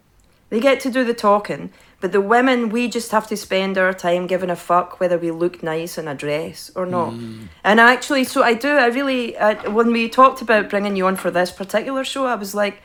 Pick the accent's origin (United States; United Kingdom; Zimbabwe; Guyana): United Kingdom; Scotland; moved away; growing up in Scotland